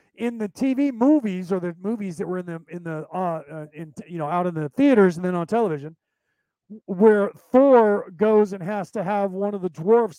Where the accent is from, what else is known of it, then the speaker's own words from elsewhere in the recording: United States; I'm an American born Irish, but my, my Gaelic isn't as good as his